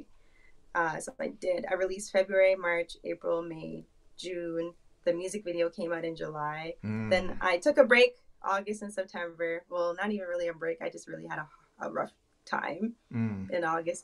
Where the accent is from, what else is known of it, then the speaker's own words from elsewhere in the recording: Toronto, Ontario, Canada; I am from Toronto, Canada.